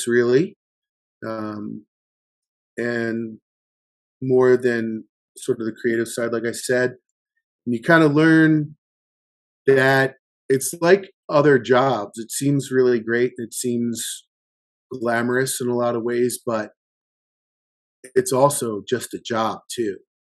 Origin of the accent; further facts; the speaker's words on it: Baltimore, Maryland, United States; I grew up in Baltimore, Maryland in the 80s